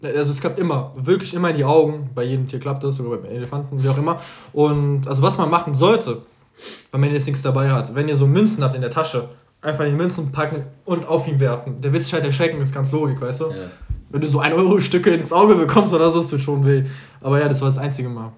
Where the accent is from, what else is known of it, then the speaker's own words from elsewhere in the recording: Algeria; moved away; Ich war so lange nicht mehr in Algerien. Meine Heimat.